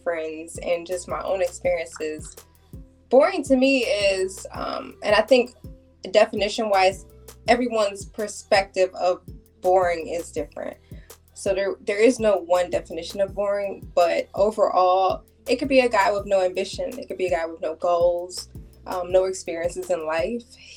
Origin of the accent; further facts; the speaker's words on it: Silver Spring, Maryland, United States; also born or lived in Germantown, Maryland; I'm from Maryland. I grew up in Silver Spring, Germantown as well, from the area